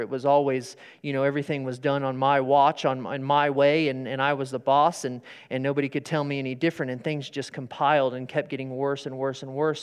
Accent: Sterling, Kansas, United States; I grew up in Sterling

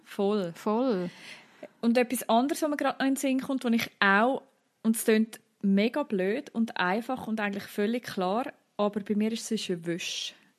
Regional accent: Central Switzerland, Switzerland; bei uns in der Innerschweiz

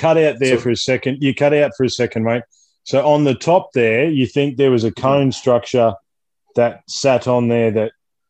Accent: Australia; me as an Australian is talking to you as an Egyptian, as different belief systems, different religious beliefs

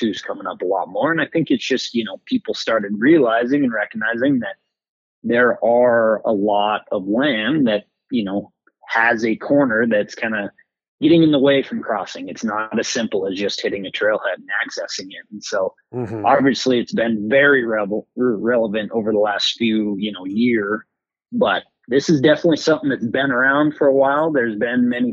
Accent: Montana, United States; in my home state of Montana

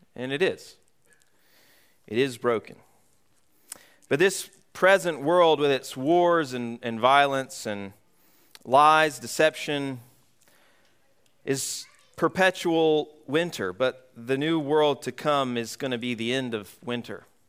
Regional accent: Atlanta, Georgia, United States; now in Vermont, United States; Growing up in Georgia, I grew up in, uh, metro Atlanta area.

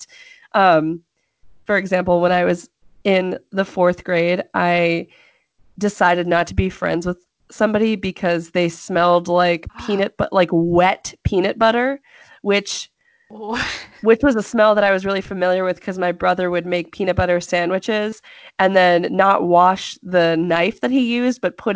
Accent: California, United States; growing up in California

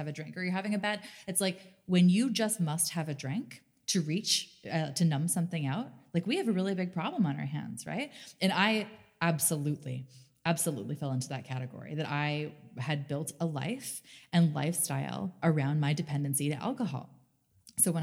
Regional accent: Canada; growing up in Canada

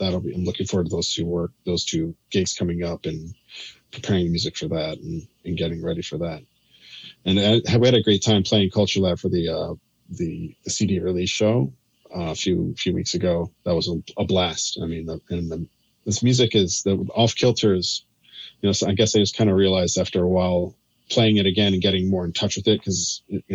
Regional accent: Chicago, Illinois, United States; moved away as an adult; also born or lived in Indiana; now in New York, United States; I'm originally from Chicago. I grew outside up in the suburbs of Chicago

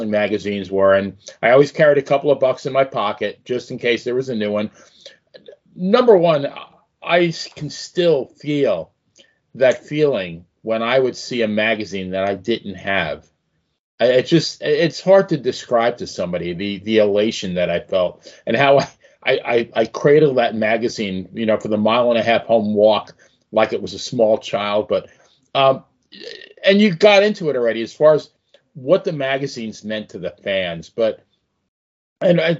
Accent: Farmingdale, New York, United States; I grew up in Farmingdale, Long Island.

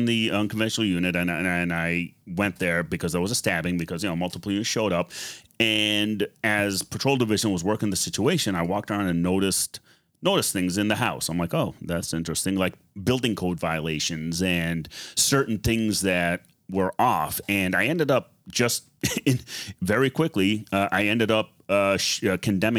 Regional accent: Lebanon; now in United States; I'm from Lebanon and I speak Arabic

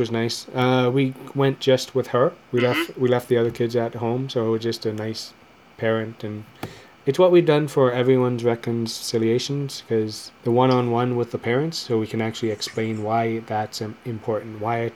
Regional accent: Canada; also born or lived in London, Ontario; it's part of being we're Canadian

